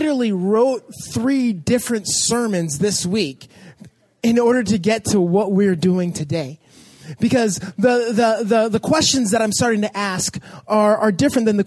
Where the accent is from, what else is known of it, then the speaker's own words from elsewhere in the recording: Los Angeles, California, United States; I grew up in Canoga Park, or Woodland Hills area